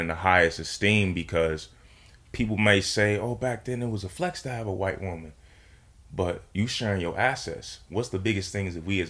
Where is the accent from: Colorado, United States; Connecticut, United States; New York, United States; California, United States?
New York, United States; Buffalo; I'm from Buffalo, for everybody who's tuned in right now.